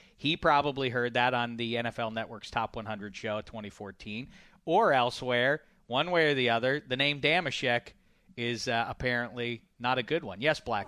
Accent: Pittsburgh, Pennsylvania, United States; my hometown, these, these steel

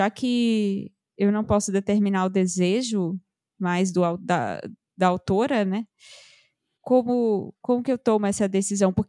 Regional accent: Recife, Pernambuco, Brazil; eu sou uma recifense muito fuleira, porque o meu sotaque é completamente misturado hoje em dia.

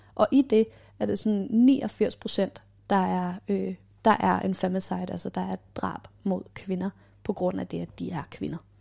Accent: Copenhagen, Capital Region of Denmark, Denmark; Og så bor jeg her på Islands Brygge, hvor jeg er vokset op

